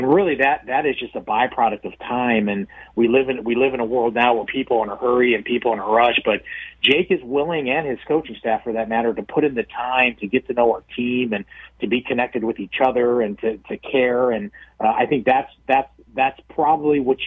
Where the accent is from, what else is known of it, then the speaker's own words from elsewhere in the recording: Midwest, United States; I'm from the Midwest